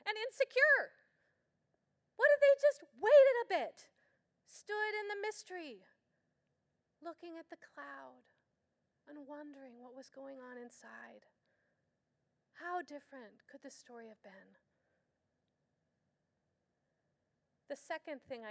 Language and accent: English; Escondido, California, United States; My hometown, Escondido